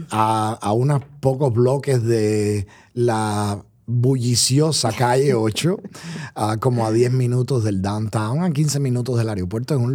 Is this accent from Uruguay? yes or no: no; Colombia; Usted sabe que yo oh, soy colombiano.